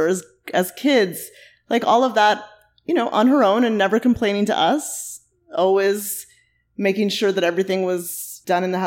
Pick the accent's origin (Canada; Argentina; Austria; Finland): Canada; Mississauga, Ontario; moved away as an adult; now in Toronto, Canada; I was born here in Toronto, actually, down the street. We lived here for a very short time and then moved to Mississauga